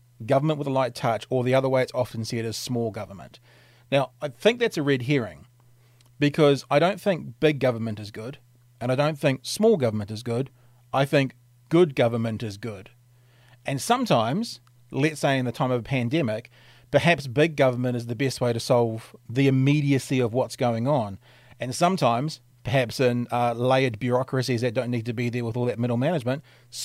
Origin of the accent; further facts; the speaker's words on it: New Zealand; I'm from New Zealand